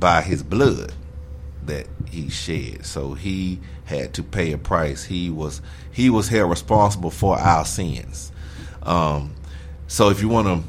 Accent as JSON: {"language": "English", "region": "Alabama", "country": "United States", "said": "I'm from Alabama"}